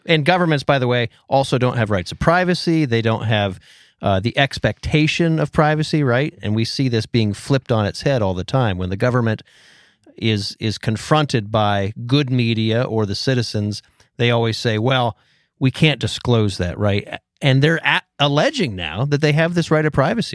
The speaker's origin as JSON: {"language": "English", "region": "Pennsylvania", "country": "United States", "tie": "born or raised there", "said": "I'm born and raised in Pennsylvania"}